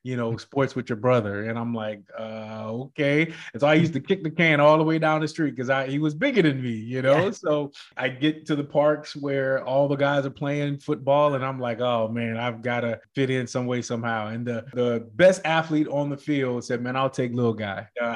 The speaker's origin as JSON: {"language": "English", "town": "Greensboro", "region": "North Carolina", "country": "United States", "tie": "born or raised there", "also_born_or_lived": "Hawaii", "said": "Oh man, I was an Army brat. So I grew up in Greensboro, North Carolina in the projects."}